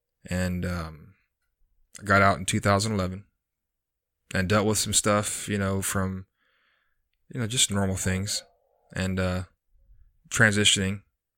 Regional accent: Texas, United States; also born or lived in McAllen / Corpus Christi / Houston / San Antonio; So I was born in McAllen, Texas in 1982. Pretty much moved all over the country with my parents. Well, parent, one of the two. Corpus Christi, Houston, San Antonio, Tennessee, quite a few different places.

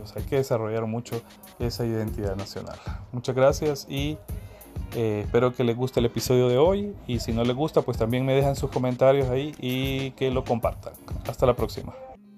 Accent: Honduras; los que estamos aquí

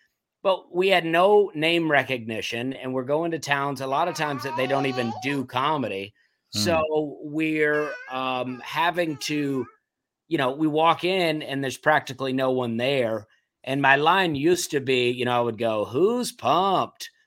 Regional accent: Alabama, United States; now in Charleston, United States; I'm from Alabama, and now, but I'm coming from Charleston, South Carolina, which is a city, but a small one

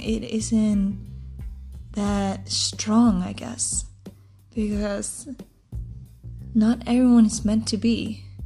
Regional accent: Iceland; English is a second language; I'm also from Iceland, so my English isn't um, the best

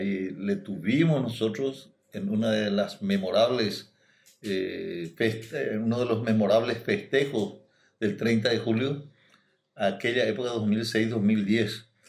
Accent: Villarrica, Guairá, Paraguay; moved away as an adult; also born or lived in Corrientes / Asunción; now in Salto del Guairá, Paraguay; en Villarrica, del lugar de donde soy yo

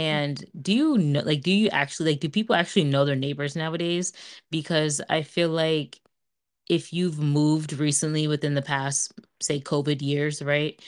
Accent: Montville, United States; growing up in Montville, I fucking loved my neighbors

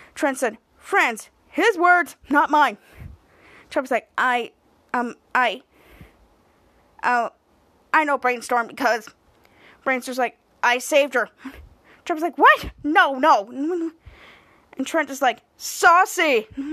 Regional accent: New York City, New York, United States; We're both from Queens.

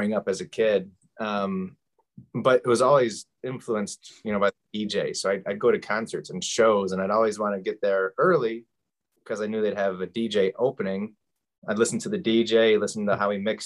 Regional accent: Saginaw, Michigan, United States; born and raised in Saginaw

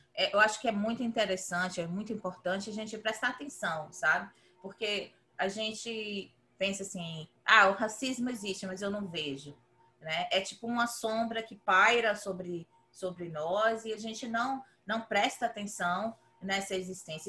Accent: Brazil; moved away as an adult; now in United States; eu cresci no Brasil

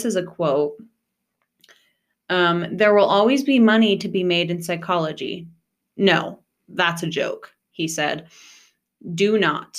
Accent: rural Nebraska, United States; we're from Nebraska

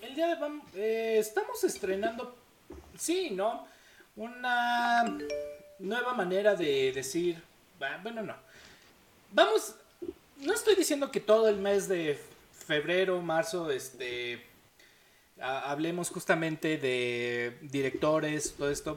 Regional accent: Mexico; nosotros como mexicanos no tuvimos abuelitos que pelearon en la Segunda Guerra Mundial

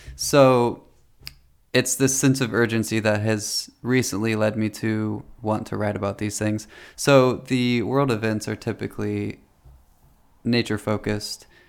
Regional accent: Delaware, Ohio, United States; I grew up in Delaware, Ohio, which it was a more country area than I live in now.

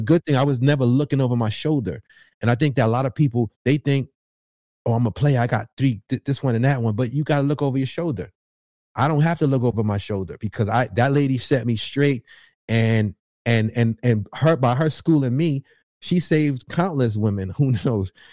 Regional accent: New York, United States; I'm from New York.

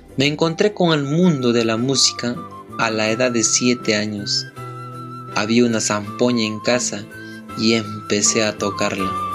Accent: Huanta, Ayacucho, Peru; soy de Huanta

